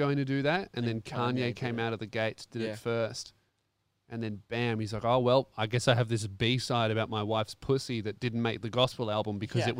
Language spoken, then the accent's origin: English; Tasmania, Australia; Yeah, we're from Tassie.